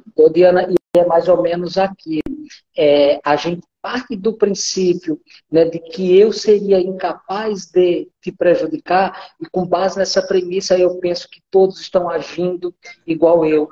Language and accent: Portuguese; sertão of Paraíba, Brazil; moved away as an adult; now in Rondônia, Brazil; eu sou um paraibano, sou lá do sertão da Paraíba e que em 86 veio para Rondônia